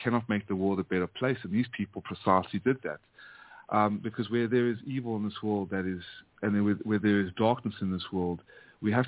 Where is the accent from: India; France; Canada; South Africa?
South Africa; also born or lived in United States; now in Vietnam; born and raised in South Africa after my family fled the Nazis and the Holocaust from Hungary and Ukraine, fled to South Africa, and then that's where I was born, and then raised in America for 25 years